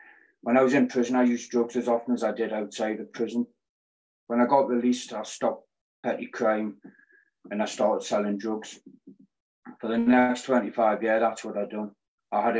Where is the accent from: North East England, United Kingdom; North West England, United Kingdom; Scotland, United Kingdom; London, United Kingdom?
North East England, United Kingdom; Newcastle upon Tyne; I'm 40, I'm from Newcastle.